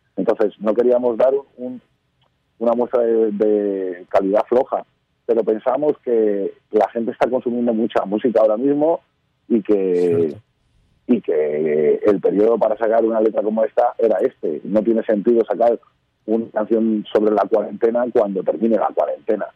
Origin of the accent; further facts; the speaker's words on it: Madrid, Community of Madrid, Spain; Parque Sur somos cinco amigos de Madrid, de casi 40 años